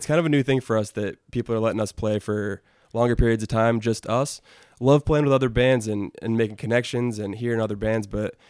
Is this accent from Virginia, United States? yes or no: no; Colonie, New York, United States; also born or lived in Oneonta, New York; we're from Colony